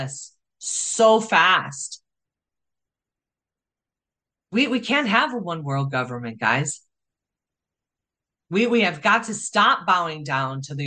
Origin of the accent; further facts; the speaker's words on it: Chicago, Illinois, United States; I grew up in Chicago with street smarts